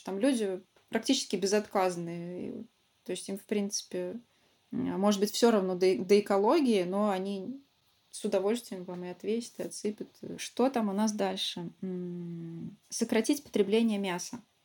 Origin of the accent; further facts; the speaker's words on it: Samara, Samara Oblast, Russia; also born or lived in Ulyanovsk; не живу, а родительский мой город, я из Самары.